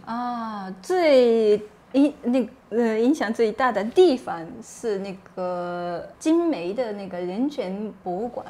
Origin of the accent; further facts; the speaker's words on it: Japan; Chinese is a second language; 我是日本人